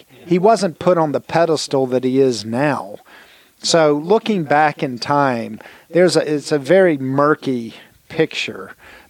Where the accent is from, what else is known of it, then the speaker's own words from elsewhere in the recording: Richmond, Virginia, United States; also born or lived in Australia; now in Pinehurst, United States; I grew up in Richmond